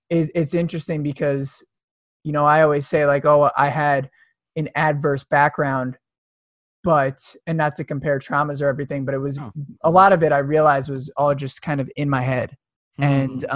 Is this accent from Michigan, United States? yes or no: no; suburbs of New York, United States; i grew up in the suburbs of new york